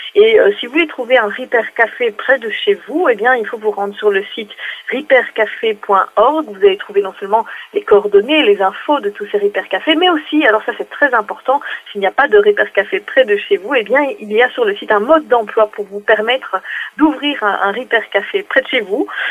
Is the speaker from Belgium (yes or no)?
yes; Belgium; chez moi, en Belgique